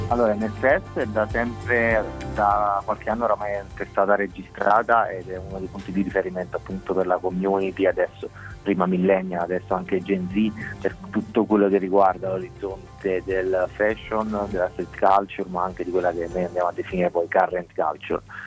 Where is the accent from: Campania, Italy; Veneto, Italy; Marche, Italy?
Campania, Italy; Naples; noi stessi napoletani, da napoletani siamo andati lì a cercare eh, le nostre radici in America